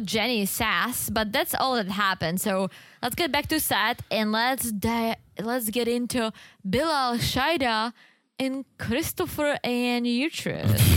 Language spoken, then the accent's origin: English; Czechia; moved away; There was this one store in the Czech Republic in my hometown selling all kinds of teas